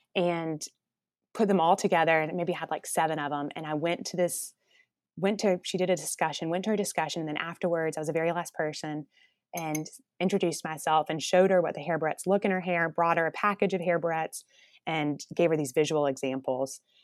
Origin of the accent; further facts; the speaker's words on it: Columbus, Georgia, United States; also born or lived in New York City; now in Atlanta, United States; I was from Columbus, Georgia, which is about two hours south of Atlanta